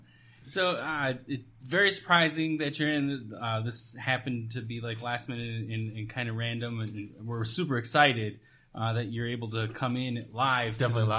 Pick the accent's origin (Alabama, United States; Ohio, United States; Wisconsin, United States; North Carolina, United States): Wisconsin, United States; now in Phoenix, United States; I'm originally from Wisconsin, and the winters there are awful.